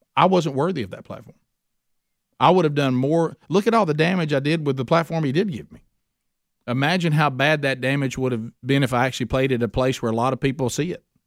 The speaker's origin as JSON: {"language": "English", "town": "Oxford", "region": "Alabama", "country": "United States", "tie": "born or raised there", "said": "my hometown, Oxford, Alabama."}